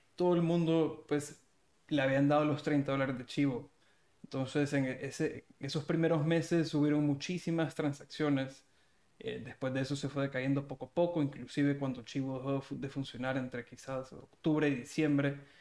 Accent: El Salvador; yo soy salvadoreño también

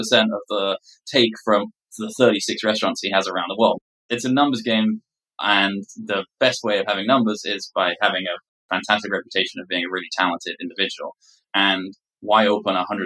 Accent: England, United Kingdom; moved away; my background being English

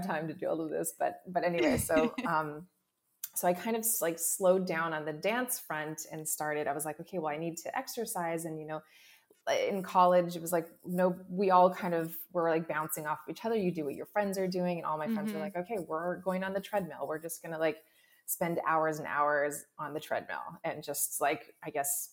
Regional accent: Hawaii, United States; I grew up in Hawaii.

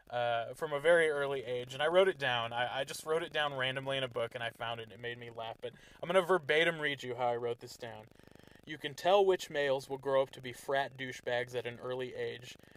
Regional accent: Garden City, United States; growing up in Garden City, we grew up around a lot of, like, gang violence

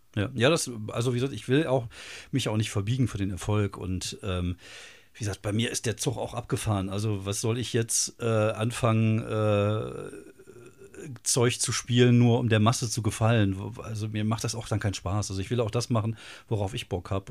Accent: Wuppertal, North Rhine-Westphalia, Germany; Ich komme aus Wuppertal

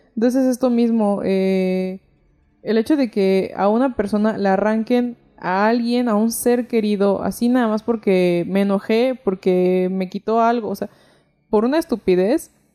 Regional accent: Mexico; soy mexicana

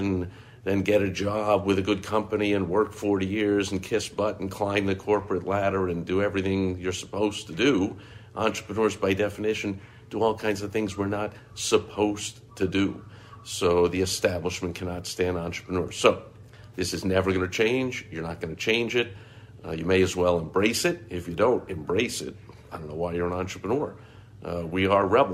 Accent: New York, United States; I grew up in New York

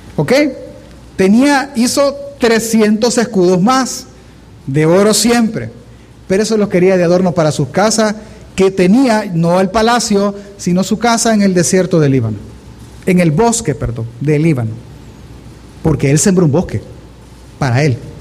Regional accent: El Salvador; nosotros como salvadoreños

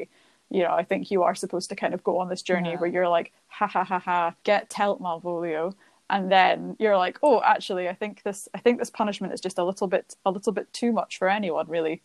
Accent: Scotland, United Kingdom; as a Scottish person

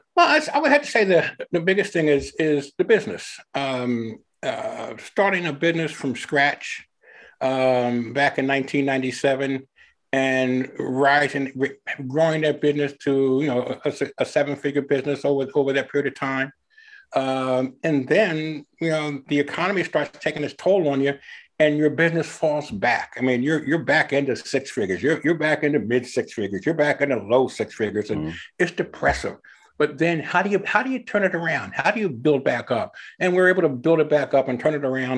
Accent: Philadelphia, Pennsylvania, United States; moved away as an adult; also born or lived in Ohio; now in Evansville, United States; I was originally born and raised in the Philadelphia area

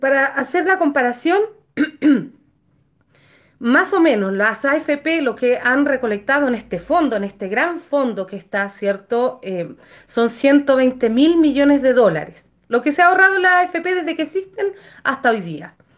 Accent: Chile; nosotros como, como chilenos

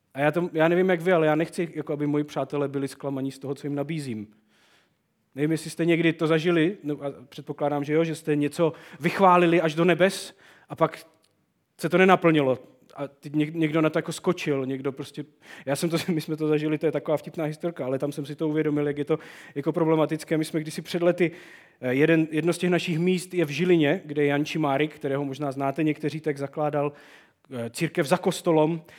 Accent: Czechia; u nás v Čechách

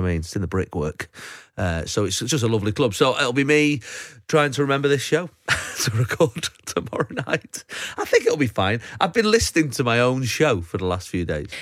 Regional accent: Manchester, North West England, United Kingdom; that's how I say it 'cause I'm from Manchester.

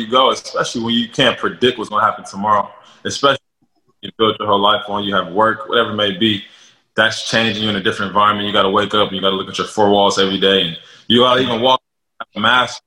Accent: Los Angeles, California, United States; also born or lived in Texas; Being from L.A., you know, we have like a nice lifestyle

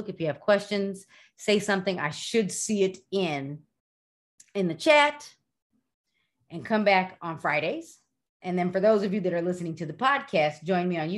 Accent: Dominican Republic; English is a second language; I'm from the Dominican Republic. I need so much English.

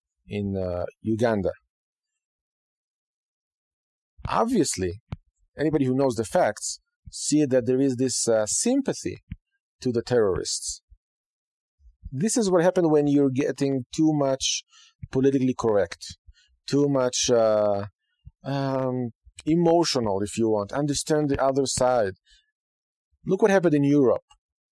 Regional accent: Israel; now in United States; I came from Israel. I can say that I appreciate the opportunity. I appreciate the freedom, even though it's not perfect.

